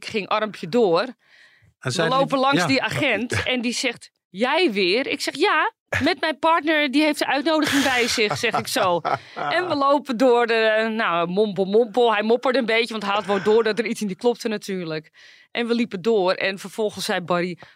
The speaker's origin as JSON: {"language": "Dutch", "country": "Netherlands", "said": "En ik kom helemaal uit Nederland."}